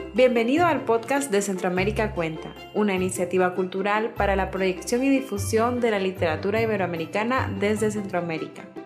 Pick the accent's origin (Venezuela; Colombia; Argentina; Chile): Argentina; accent: Argentine; moved away as an adult; now in Spain; sigo hablando como argentina. O sea, yo he mantenido el tono argentino